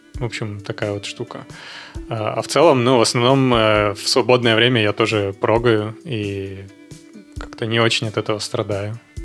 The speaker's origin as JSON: {"language": "Russian", "town": "Yekaterinburg", "region": "Sverdlovsk Oblast", "country": "Russia", "tie": "born or raised there", "also_born_or_lived": "Moscow / Czech Republic", "moved": "as an adult", "lives_now": "Barcelona, Spain", "said": "я родился в Екатеринбурге"}